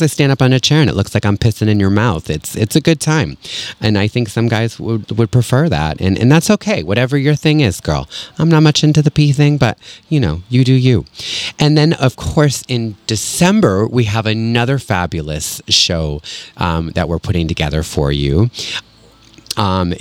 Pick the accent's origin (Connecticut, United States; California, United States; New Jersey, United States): Connecticut, United States; Connecticut, my home state, Connecticut.